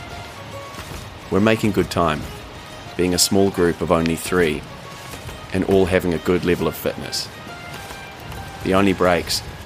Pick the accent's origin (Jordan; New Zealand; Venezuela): New Zealand; also born or lived in Canada; my home country, New Zealand.